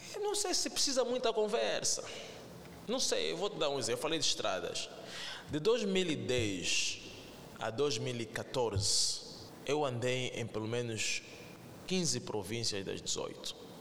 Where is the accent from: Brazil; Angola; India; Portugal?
Angola; nós como angolanos